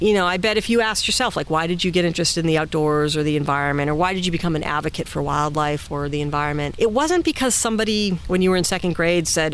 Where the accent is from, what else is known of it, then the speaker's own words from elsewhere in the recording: Massachusetts, United States; now in California, United States; I'm from Massachusetts, but I'm a California girl at heart.